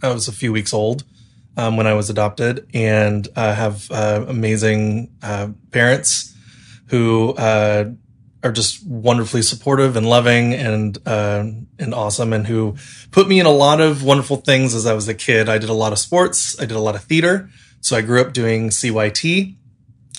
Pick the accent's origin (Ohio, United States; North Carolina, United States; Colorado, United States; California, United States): California, United States; Chula Vista; I grew up in San Diego, grew up in Chula Vista specifically